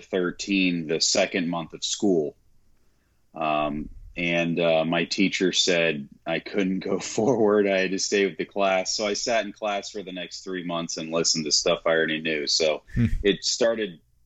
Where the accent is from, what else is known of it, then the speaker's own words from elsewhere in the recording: Clearwater, Florida, United States; also born or lived in Tampa, Florida; We stay over in Tampa, Florida. I was born and raised in Clearwater, you know, the hard streets of Clearwater, Florida